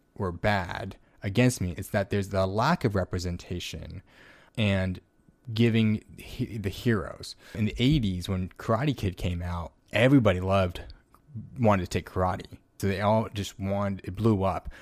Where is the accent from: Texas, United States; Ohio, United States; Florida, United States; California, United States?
California, United States; Ontario; moved away as an adult; also born or lived in New York; I lived in Southern California, right outside L A, it's called Ontario.